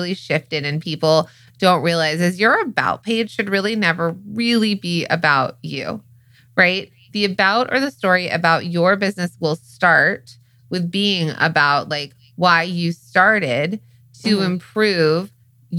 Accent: the Valley, California, United States; accent: Valley girl; the way that my accent is or how the Valley girl in me

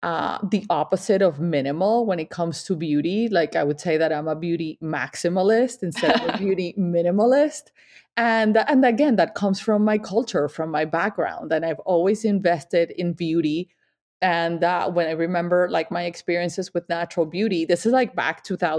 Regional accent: Colombia; also born or lived in Miami; now in Vermont, United States; I am from Colombia. I am Latin.

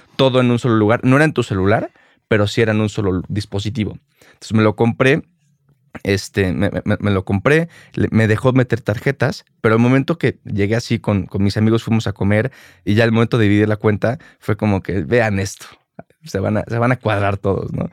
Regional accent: Mexico City, Mexico; Yo crecí aquí en la Ciudad de México

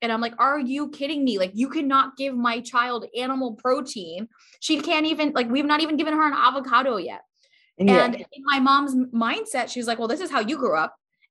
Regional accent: Pakistan; I am Pakistani. My parents are Pakistani.

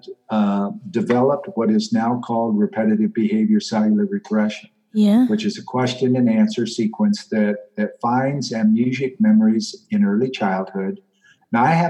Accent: Pacific Northwest, United States; now in North Carolina, United States; I was born and raised in the Pacific Northwest of the United States in the Rocky Mountains, basically, in and around them.

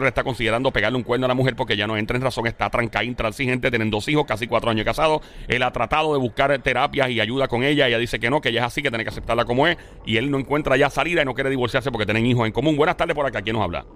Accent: Puerto Rico

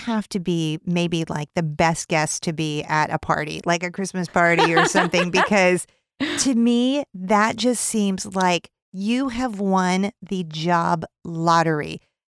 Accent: California, United States; I didn't even know what a manatee was until I moved to Florida. I grew up in California, I moved a couple different places

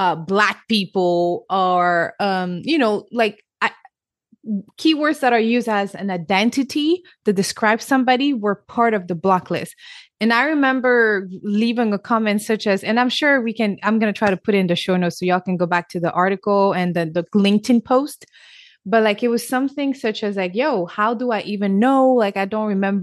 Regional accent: Senegal; English is a second language; moved away; I'm also born and raised in Africa, Senegal, West Africa

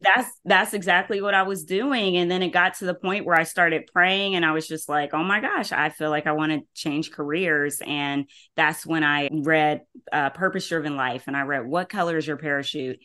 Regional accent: Columbus, Ohio, United States; I'm from Columbus, Ohio

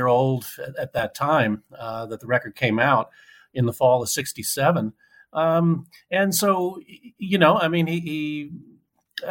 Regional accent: Cambridge, Massachusetts, United States; I'm from Cambridge, Massachusetts, where folk music was very big

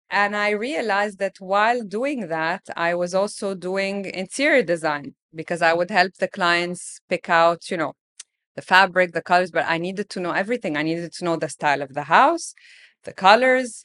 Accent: Alexandria, Alexandria Governorate, Egypt; I grew up in Alexandria.

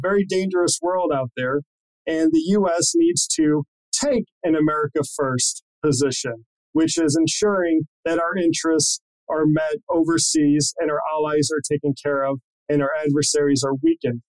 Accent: Missouri, United States; I'm from Missouri

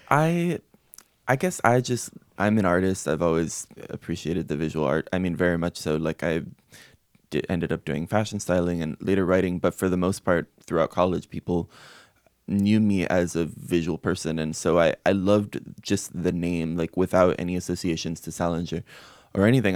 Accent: Miami, Florida, United States; I'm Cuban American. I grew up my whole life, as many Cuban Americans do in Miami

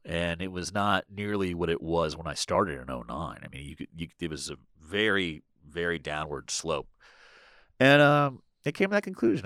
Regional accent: Washington, District of Columbia, United States; also born or lived in Boston; I grew up in Washington, you know, went to school in Boston for four years, I came right back to D C.

